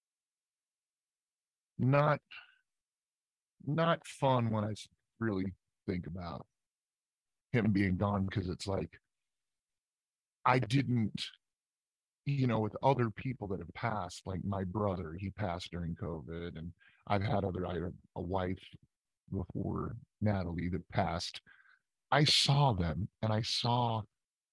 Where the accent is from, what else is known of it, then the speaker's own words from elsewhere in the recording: Scottsburg, Indiana, United States; moved away; also born or lived in Louisville, Kentucky; I was born in Louisville, Kentucky, but I was raised about 30 miles north in Indiana, at a place called Scottsburg, Indiana